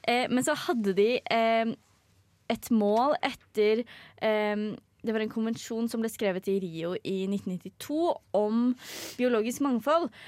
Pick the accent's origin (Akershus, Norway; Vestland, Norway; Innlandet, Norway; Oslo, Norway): Innlandet, Norway; Hedmark; Jeg er fra Hedmark